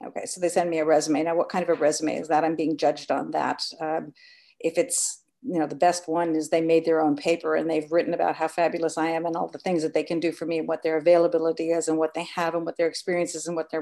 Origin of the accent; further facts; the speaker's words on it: United Kingdom; now in New York, United States; I'm British, so I really grew up a lot with manners and that whole breeding being built